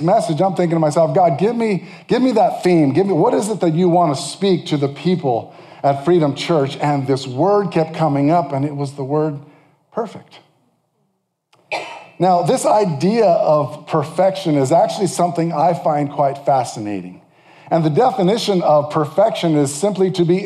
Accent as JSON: {"language": "English", "region": "California", "country": "United States", "said": "I'm from California"}